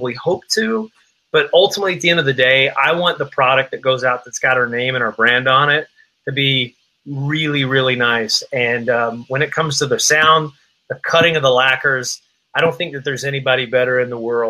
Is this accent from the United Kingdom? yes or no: no; Appalachian Mountains, Southwest Virginia, United States; I was born and raised in the Appalachian Mountains, Southwest Virginia, near the Cumberland Gap